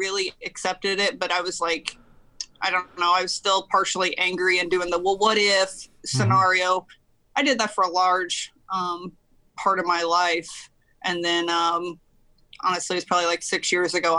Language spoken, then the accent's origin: English; Missouri, United States; moved away; also born or lived in Alaska / Indiana; I was born and raised in Missouri